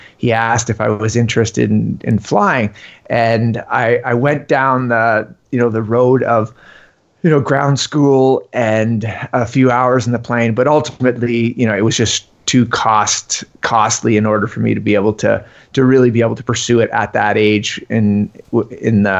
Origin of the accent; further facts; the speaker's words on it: Ontario, Canada; now in Yukon, Canada; I grew up in Ontario, so which is 6,000 kilometers from here.